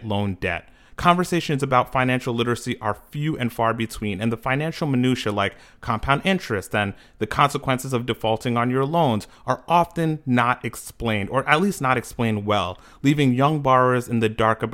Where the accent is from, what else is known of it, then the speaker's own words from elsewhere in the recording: New York, United States; based in New York, my hometown